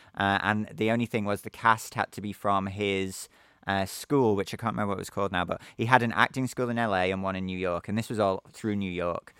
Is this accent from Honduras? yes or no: no; Liverpool, North West England, United Kingdom; moved away as an adult; also born or lived in Naples, Italy; my hometown of Liverpool in England